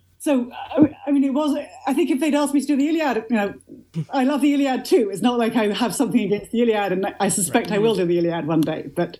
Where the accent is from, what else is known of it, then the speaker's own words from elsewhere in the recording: Oxford, South East England, United Kingdom; I grew up in Oxford, England. It was just a sort of absolutely bog standard a Church of England primary school.